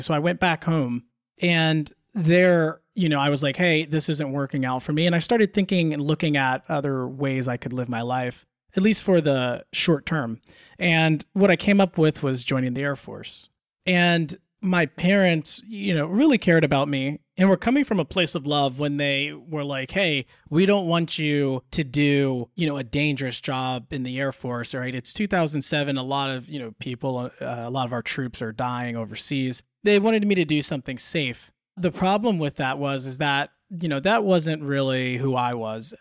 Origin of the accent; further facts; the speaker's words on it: Indiana and Illinois, United States; moved away as an adult; also born or lived in Delaware; I grew up in the Midwest, Indiana, Chica-, or not, not Chicago, but Indiana and Illinois